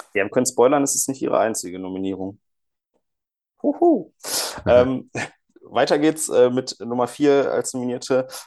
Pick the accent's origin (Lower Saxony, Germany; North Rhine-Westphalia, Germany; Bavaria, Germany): North Rhine-Westphalia, Germany; Cologne; als Kölner